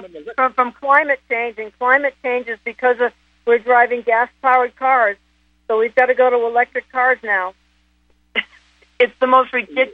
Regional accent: Boston, Massachusetts, United States; accent: Boston; my Boston accent's going to come back really bad.

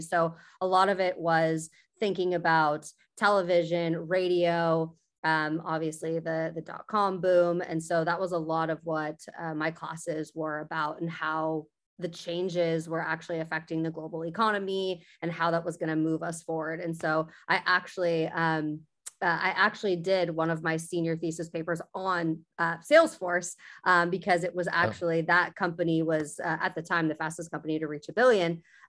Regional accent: Sacramento, California, United States; No, I'm actually from Sacramento. So I'm born and raised in Northern California.

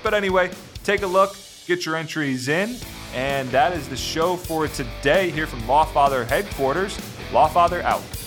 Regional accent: Northeast, United States; moved away; I grew up in the Northeast

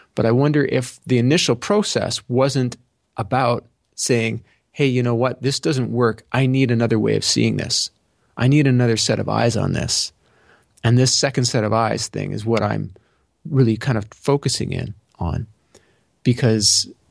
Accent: Canada; I'm Canadian

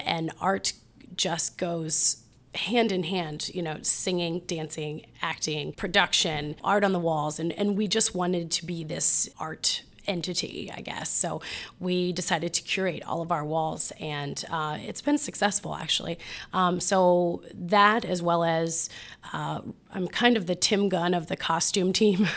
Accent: Mansfield, Ohio, United States; also born or lived in Columbus, Ohio; I grew up in Mansfield, Ohio

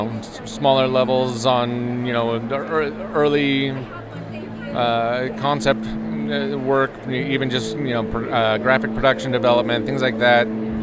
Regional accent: California, United States; moved away as an adult; also born or lived in Florida; I grew up in California, but started my actual Disney career in Florida.

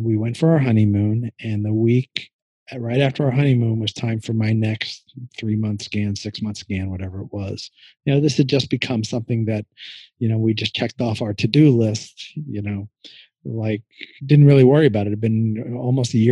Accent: New York, United States; moved away; I'm originally from New York

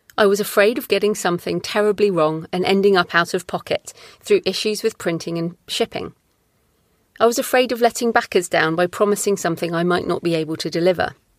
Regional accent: United Kingdom; as a Brit

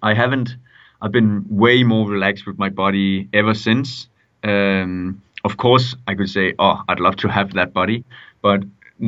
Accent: Denmark; moved away; I come from Denmark.

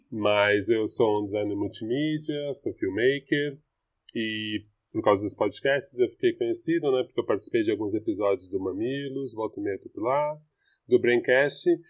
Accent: São Paulo, Brazil

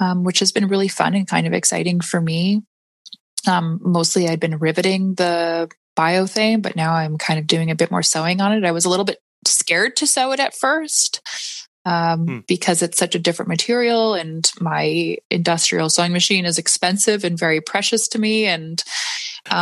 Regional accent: Saskatoon, Saskatchewan, Canada; I had a sewing studio where I was born and raised in Saskatoon

